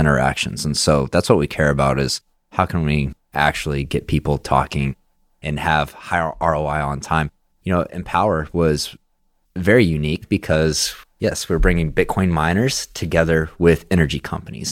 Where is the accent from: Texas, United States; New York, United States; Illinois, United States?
Texas, United States; Midland; growing up in Midland